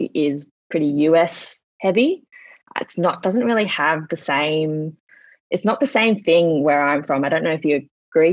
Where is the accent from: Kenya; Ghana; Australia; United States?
Australia; Sydney, New South Wales; I grew up in Sydney. I live in Sydney. I was raised in Sydney.